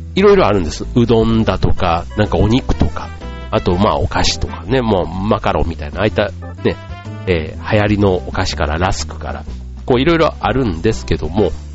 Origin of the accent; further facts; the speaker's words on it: Yao, Osaka, Japan; now in Tokyo, Japan; 出身は大阪なんですけども、大阪の八尾市というところが、まあ、出身なんですね